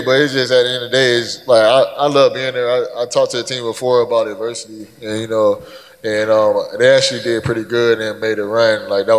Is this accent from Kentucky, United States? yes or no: no; Fort Lauderdale, Florida, United States; also born or lived in Columbus; now in Pittsburgh, United States; I'm from Fort Lauderdale and I live in Columbus